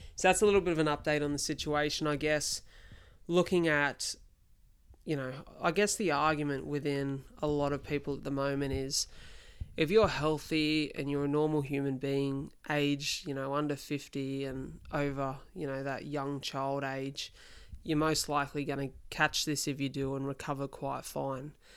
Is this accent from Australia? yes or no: yes; Wollongong, New South Wales, Australia; here in my hometown of Wollongong.